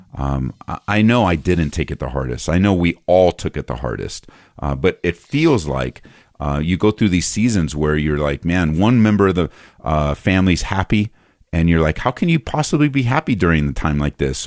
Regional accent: just outside of East LA, Southern California, United States; moved away as an adult; also born or lived in Downey, California; now in Aurora, United States; I grew up in Southern California, just outside of, uh, East L

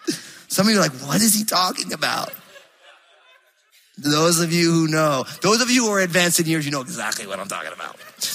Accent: East Coast, United States; now in Pacific Northwest, United States; but I'm a transplant from the East Coast, so I'm all screwed up, you know?

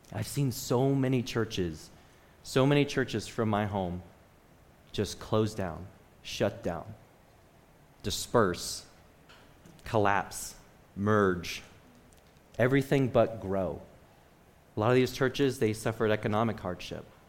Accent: Michigan, United States; I'm from Michigan.

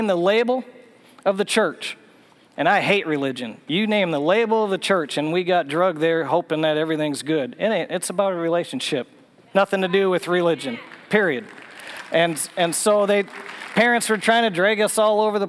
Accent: Minnesota, United States; moved away as an adult; now in Tennessee, United States; I grew up in Minnesota

